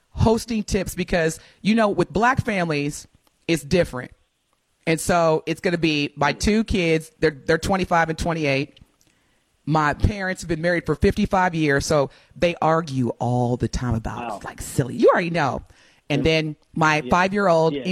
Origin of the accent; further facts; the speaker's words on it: Evansville, Indiana, United States; I'm from Evansville